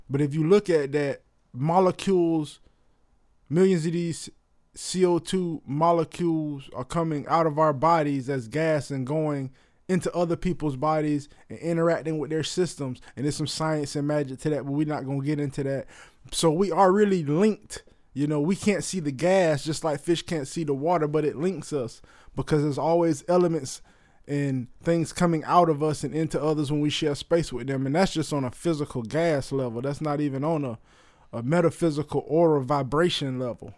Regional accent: Florida, United States; I'm from Florida.

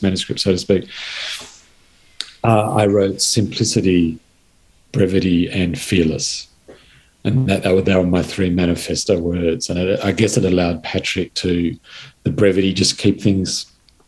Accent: Blue Mountains, New South Wales, Australia; my childhood growing up in the Blue Mountains

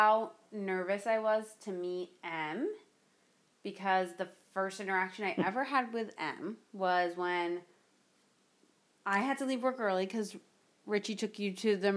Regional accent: North Miami Beach, Florida, United States; I grew up in North Miami Beach, Florida, like, which is a suburb and still a city

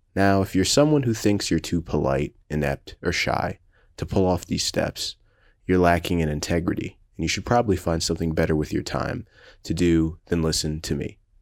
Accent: Miami, Florida, United States; I was born in Miami, Florida, in a very private enclave near Morningside Park.

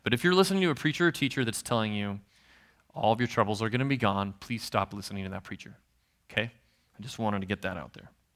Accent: Nebraska, United States; I'm from Nebraska, so I'm a Husker fan

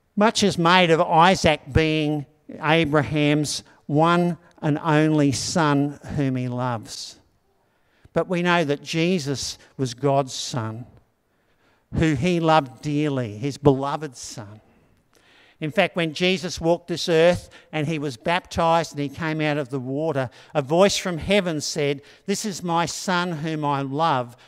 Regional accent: Australia; growing up in Anala

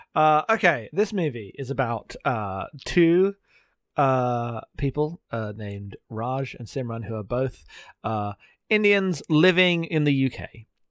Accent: United Kingdom; accent: British; me being very British

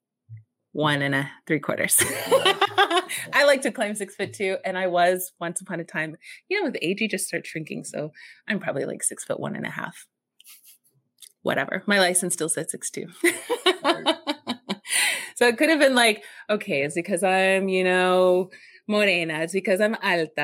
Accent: Texas, United States; moved away; I'm from Texas

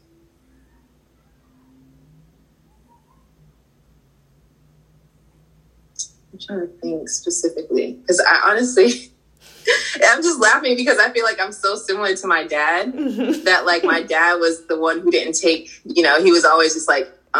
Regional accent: Boston, Massachusetts, United States; I grew up in Boston, and Boston was a very, like, it was segregated

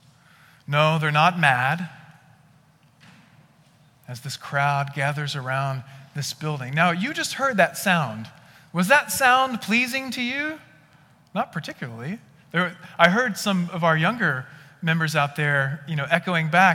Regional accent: West Texas, United States; I grew up in West Texas

